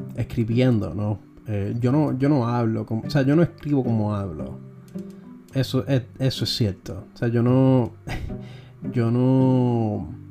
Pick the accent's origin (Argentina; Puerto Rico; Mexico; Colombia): Puerto Rico; Nos ha pasado a nosotros los puertorriqueños